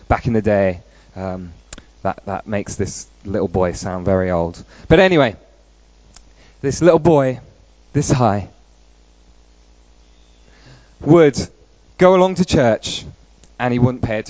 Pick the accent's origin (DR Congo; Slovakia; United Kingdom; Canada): United Kingdom; Peterborough, East of England; moved away; also born or lived in Stoke-on-Trent / Ryde, Isle of Wight; So I was born and raised in Peterborough, but that's not the only place that I have lived in.